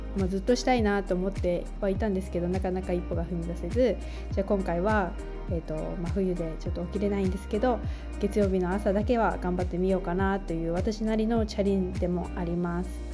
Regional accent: Japan; also born or lived in United States / Taiwan; 日本の田舎で育ち、アメリカ留学、台湾でのワーキングホリデーに行く

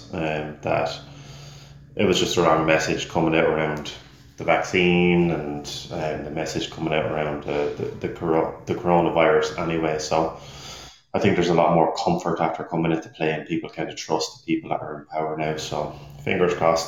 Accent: Ireland; moved away as an adult; now in Stockton, United States; home was back in Ireland, if you couldn't tell from the accent

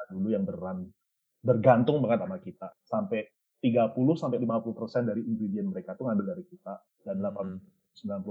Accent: Surakarta, Central Java, Indonesia; moved away; saya kan lahir di Solo

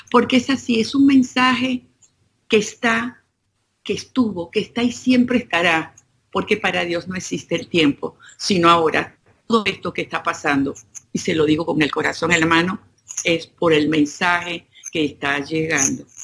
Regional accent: Venezuela; Yo, vengo de Venezuela y, de verdad que me, me estuve tranquilo

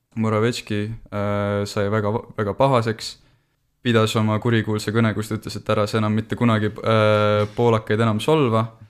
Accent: Tartu, Tartu County, Estonia; ma olen pärit Tartust

